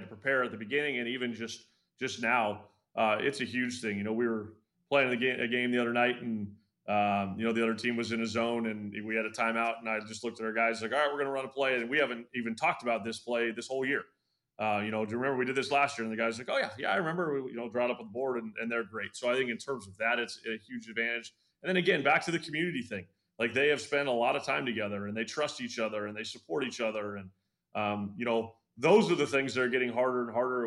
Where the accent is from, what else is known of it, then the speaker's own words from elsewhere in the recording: Sacramento, California, United States; now in Los Angeles, United States; I grew up in Sacramento